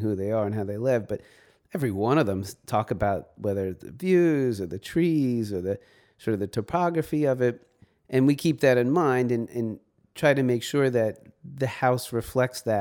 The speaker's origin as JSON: {"language": "English", "town": "New York City", "region": "New York", "country": "United States", "tie": "born or raised there", "also_born_or_lived": "Montauk, New York", "said": "I was born in New York City"}